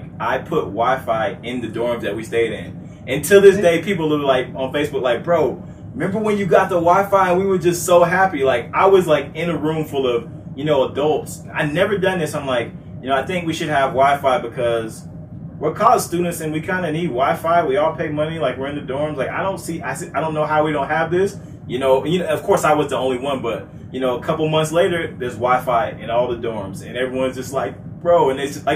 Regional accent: Florida, United States; I'm from Florida

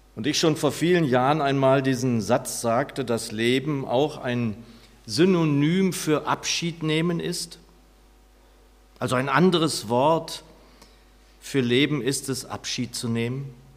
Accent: Lower Saxony, Germany; moved away; meine Heimat in Niedersachsen, von der ich nie sagen würde, dass sie meine Heimat ist, ehrlich gesagt. Es war mein Zuhause

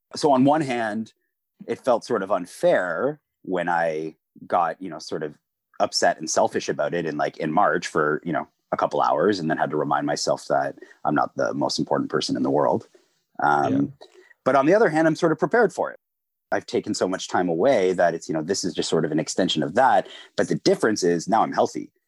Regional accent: Peterborough, Ontario, Canada; also born or lived in Kingston area, Ontario; now in Kingston, Canada; I'm originally from Peterborough, Ontario

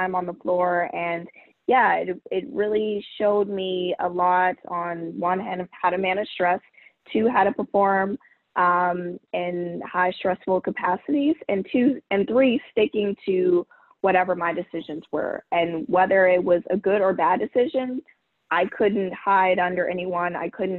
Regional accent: Marietta, Georgia, United States; moved away as an adult; also born or lived in New York; I'm originally from Marietta, Georgia, which is about 5 minutes outside of Atlanta.

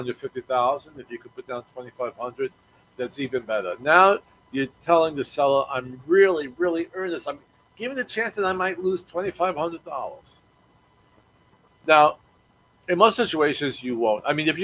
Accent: Brooklyn, New York, United States; now in Virginia, United States; And again, when I came down here, I'm coming from Brooklyn, New York, where homes are like five times more expensive than down here in Virginia.

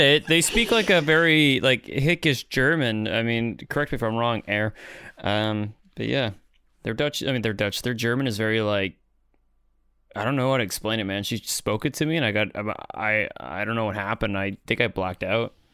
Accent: Canada; now in Netherlands

